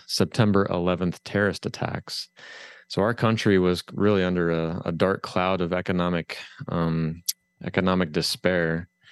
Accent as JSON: {"language": "English", "town": "Findlay", "region": "Ohio", "country": "United States", "said": "I'm from Northwest Ohio, a little c, little town called Findlay"}